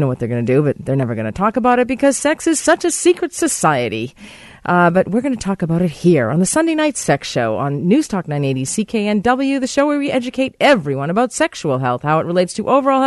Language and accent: English; Boston, Massachusetts, United States; moved away; my hometown